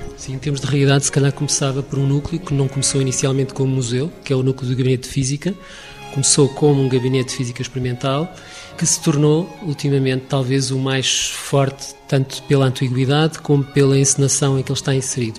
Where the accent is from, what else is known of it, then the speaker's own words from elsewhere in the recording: Lisbon, Portugal; now in Coimbra, Portugal; Por acaso eu não sou daqui da Universidade de Coimbra originalmente, sou de Lisboa